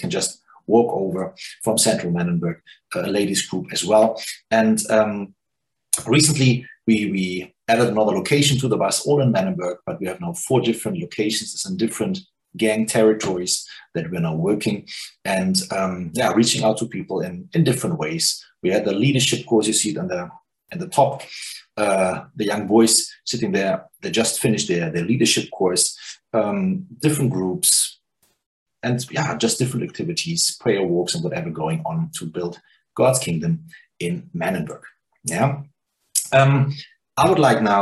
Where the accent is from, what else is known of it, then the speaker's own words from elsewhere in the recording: Germany; also born or lived in New Zealand; now in Cape Town, South Africa; I'm from Germany